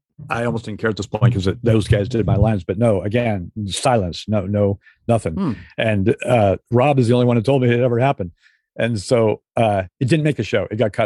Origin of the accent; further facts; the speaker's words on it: New York City, New York, United States; It's like New York City. I grew up in New York City.